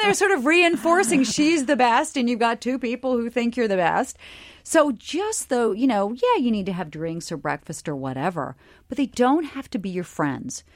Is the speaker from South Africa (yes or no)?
no; Charleston, South Carolina, United States; I grew up in Charleston, South Carolina, in a very middle-class family